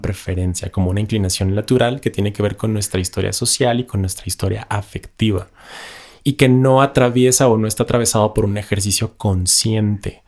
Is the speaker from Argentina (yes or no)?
no; Ciudad Juárez, Chihuahua, Mexico; moved away; yo que vengo de Ciudad Juárez